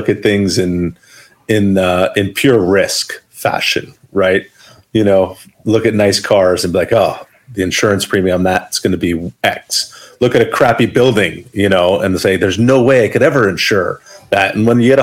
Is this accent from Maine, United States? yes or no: no; Maplewood, New Jersey, United States; I grew up in Maplewood. It was my early childhood